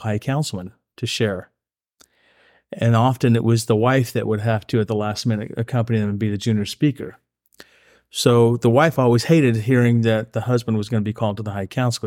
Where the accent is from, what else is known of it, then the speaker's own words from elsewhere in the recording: Oregon, United States; also born or lived in Idaho; I've, uh, grown up in Oregon. I call Oregon my home since the fifth grade.